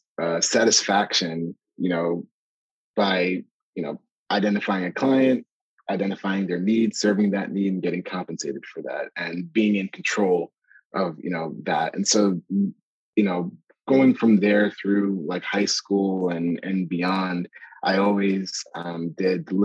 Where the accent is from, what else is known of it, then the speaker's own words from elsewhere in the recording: Ithaca, New York, United States; also born or lived in Canada / Ghana (family); So I was born in Canada. When we came to the US, we came to Ithaca, New York.